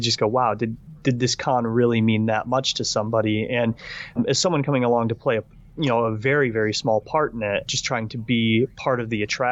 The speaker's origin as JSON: {"language": "English", "region": "Michigan", "country": "United States", "moved": "yes", "lives_now": "United Kingdom"}